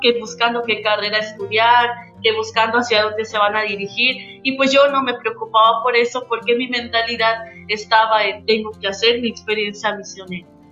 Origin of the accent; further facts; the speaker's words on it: Yucatán, Mexico; la que somos nosotros como yucatecos.